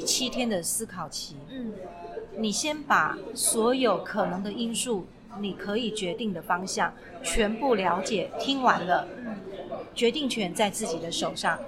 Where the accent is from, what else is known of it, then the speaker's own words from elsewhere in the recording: Taiwan; 你知道我们台湾人、中国人传统是，你生完怎么可以喝冷的？